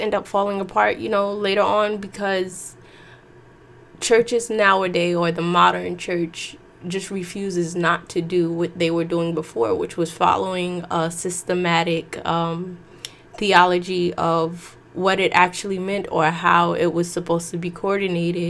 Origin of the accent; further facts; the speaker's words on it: New York, United States; I'm from New York